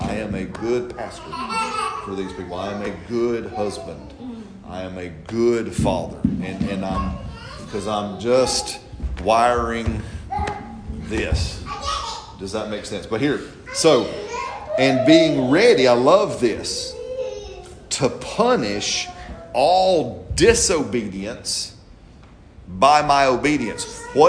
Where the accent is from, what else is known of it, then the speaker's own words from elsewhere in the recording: United States; I'm an American.